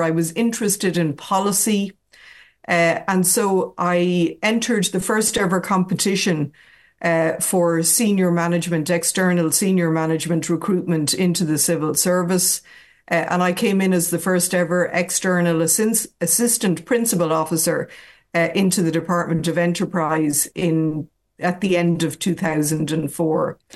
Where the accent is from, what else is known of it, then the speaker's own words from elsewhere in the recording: Athlone, Leinster, Ireland; moved away as an adult; now in Dublin, Ireland; I was born and raised in Athlone